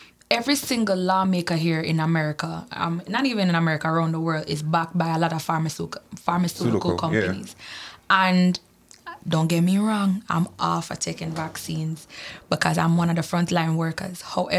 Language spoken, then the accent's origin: English; Jamaica; Not even in Jamaica. And what? I'm from Jamaica.